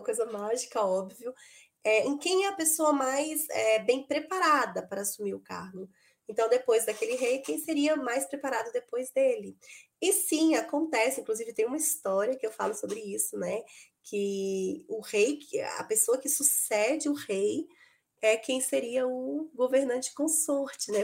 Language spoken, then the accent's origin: Portuguese; Belo Horizonte, Minas Gerais, Brazil; eu sou de Belo Horizonte